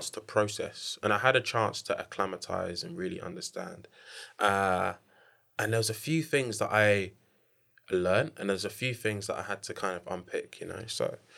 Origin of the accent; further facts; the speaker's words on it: Nigeria; I'm Nigerian.